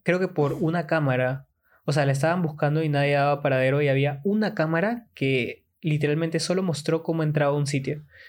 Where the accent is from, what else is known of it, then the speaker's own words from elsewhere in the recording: Peru; los que somos peruanos